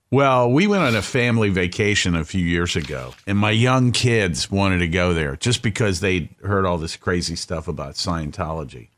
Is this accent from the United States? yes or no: yes; Cleveland, Ohio, United States; I'm from Cleveland